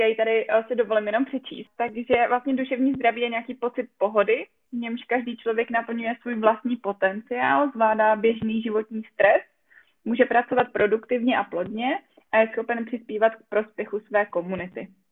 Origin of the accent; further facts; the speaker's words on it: a small village in South Bohemia, South Bohemian Region, Czechia; moved away as an adult; now in Brno, Czech Republic; já úplně pocházím z malé vesničky, ale to tady asi nebudu tak jako říkat v jižních Čech